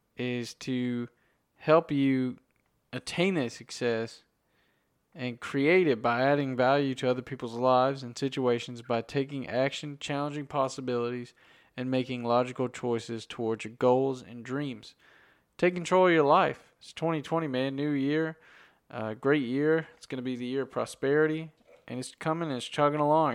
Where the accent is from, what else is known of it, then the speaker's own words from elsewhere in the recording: United States; I'm from America